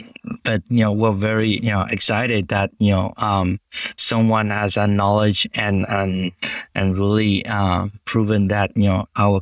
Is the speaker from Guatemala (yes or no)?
yes; Guatemala; moved away; I'm an Asian descendant, been born and raised in Guatemala, which is South Central America, next to Mexico